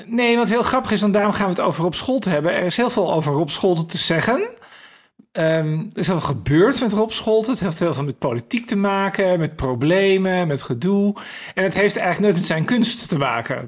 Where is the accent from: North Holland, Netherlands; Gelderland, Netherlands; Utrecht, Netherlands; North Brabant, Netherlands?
North Holland, Netherlands; Den Helder; ik ben opgegroeid in Den Helder, een jaar lang met de trein naar Amsterdam gegaan